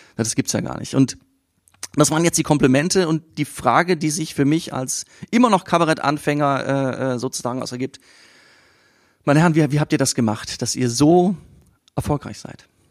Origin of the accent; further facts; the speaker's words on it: Siegen, North Rhine-Westphalia, Germany; ich komme aus Siegen